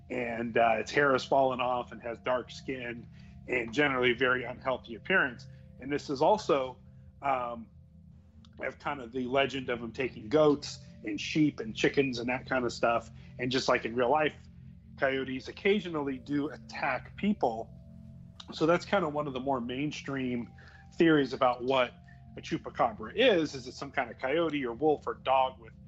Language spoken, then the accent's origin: English; Southern California, United States; growing up in Southern California in a big city